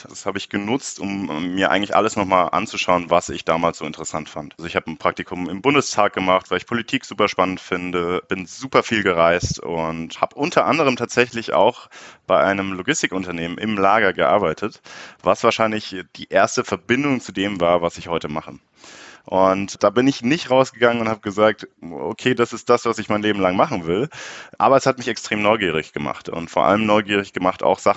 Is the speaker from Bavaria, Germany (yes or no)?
yes; Munich, Bavaria, Germany; born there; bin 25 Jahre alt, äh, gebürtiger Münchner, daher kennen wir uns ja auch